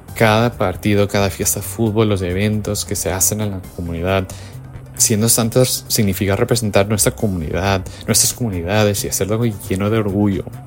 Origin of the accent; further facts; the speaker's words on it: United States; Yo soy nacido y criado aquí en los Estados Unidos, primera generación con padres peruanos